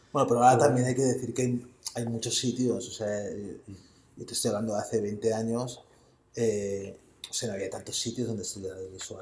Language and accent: Spanish; Barcelona, Catalonia, Spain; Yo soy de La Verneda, que es un barrio del extrarradio de Barcelona